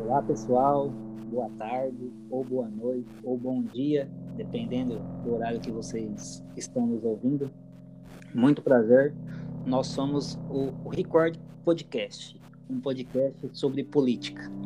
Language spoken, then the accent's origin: Portuguese; Pompeia, São Paulo, Brazil; sou da cidade de Pompeia